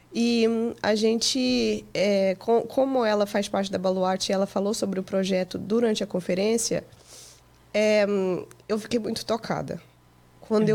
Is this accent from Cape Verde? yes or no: no; Portugal; also born or lived in Goiânia, Brazil; now in United States; Eu nasci no Brasil, é. em Goiânia, mas com três meses eu fui para Portugal